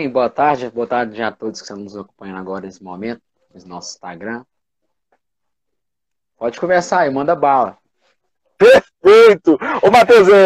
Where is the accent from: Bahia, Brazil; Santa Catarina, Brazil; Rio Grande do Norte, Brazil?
Bahia, Brazil; Itapetinga; moved away as an adult; Eu sou, eu sou da Bahia, né? Aí eu vim morar em Minas. De Itapetininga, né? Itapetinga. Itapetinga. Aí eu saí da minha cidade e vim morar em Minas, né?